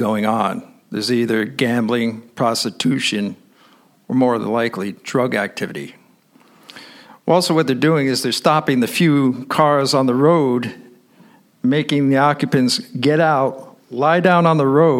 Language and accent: English; New York, United States; I'm an American. So I say, "Nueva York."